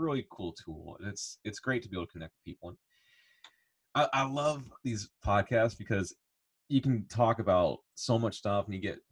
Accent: Illinois, United States; moved away; also born or lived in Indiana / Southern Alabama; I grew up in Illinois, and sports are very dominant there

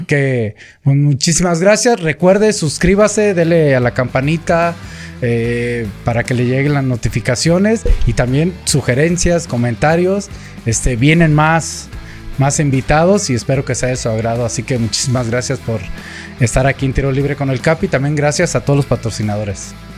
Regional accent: Michoacán, Mexico; yo soy michoacano

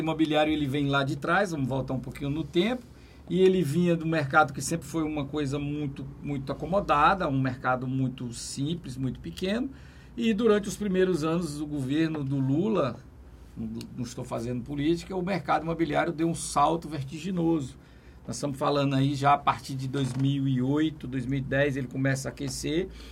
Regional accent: Teresina, Piauí, Brazil; sou lá de Teresina e sempre venho para cá

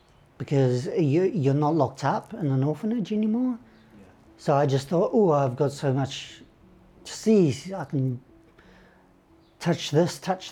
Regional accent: Russia; I realised as a kid, growing up in Russia, that there was something not right with me, with my health.

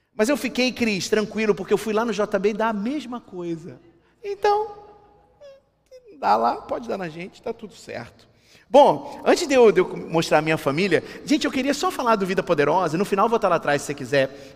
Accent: Rio de Janeiro, Brazil; Eu sou carioca, né? Deu para perceber? Eu sou carioca

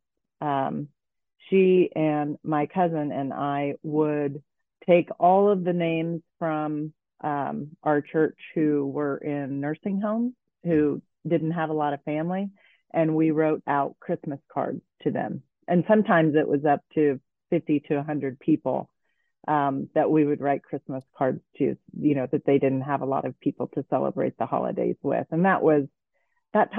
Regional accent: Kokomo, Indiana, United States; also born or lived in Vail, Colorado; I grew up in a manufacturing town called Kokomo

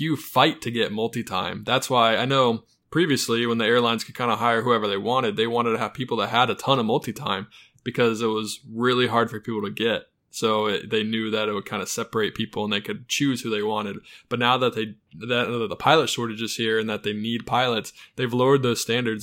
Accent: Charlotte, North Carolina, United States; I'm from Charlotte, North Carolina.

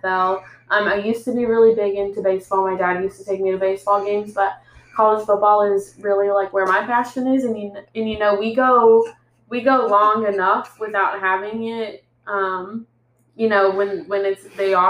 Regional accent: Atlanta, Georgia, United States; I'm from Atlanta

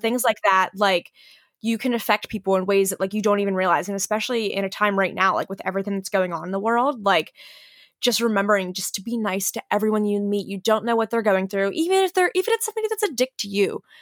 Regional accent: Western Pennsylvania, United States; moved away as an adult; also born or lived in Philadelphia; I grew up in Western P

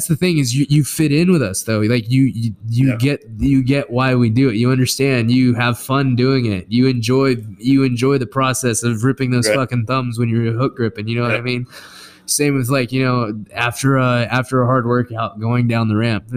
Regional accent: Lawton, Oklahoma, United States; we are from Lawton

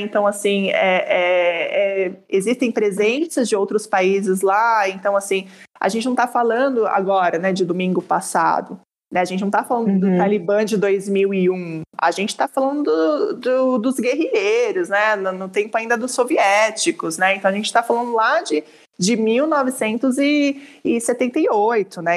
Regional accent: Brazil; eu sou brasileira, mas sou brasileira.

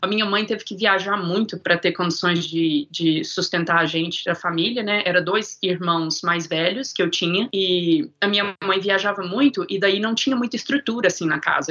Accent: Divinópolis, Minas Gerais, Brazil; accent: Boston; moved away as an adult; also born or lived in Boston, United States; now in Florida, United States; eu cresci lá em Divinópolis, Minas Gerais

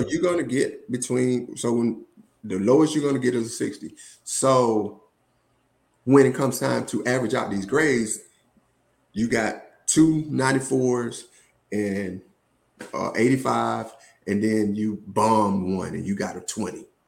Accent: Woodland, Georgia, United States; moved away as an adult; also born or lived in Atlanta, Georgia; I'm originally from Woodland, Georgia, small town outside of uh, Columbus, Georgia, between Columbus and Macon.

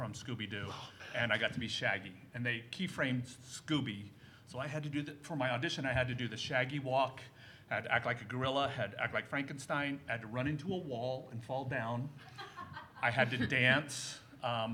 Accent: Washington, District of Columbia, United States; moved away as an adult; now in Los Angeles, United States

